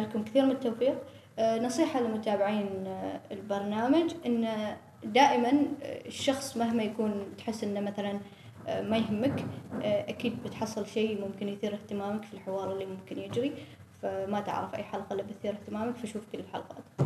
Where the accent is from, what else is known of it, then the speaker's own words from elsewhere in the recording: Oman; نحن في عمان شبه قارة دولة كبيرة